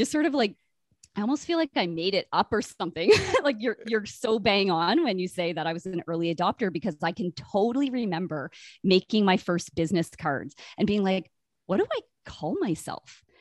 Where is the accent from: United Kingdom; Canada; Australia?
Canada; Brockville, Ontario; now in Winnipeg, Canada; I did not grow up here. I grew up in Brockville, Ontario, kind of between Toronto and Ottawa.